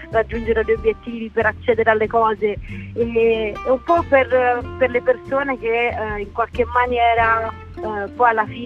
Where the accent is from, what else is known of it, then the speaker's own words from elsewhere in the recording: Termoli, Molise, Italy; born there; Sì, sono nata a Termoli, ma sono, i miei genitori vivono a Lesina, in Puglia, quindi sono un po'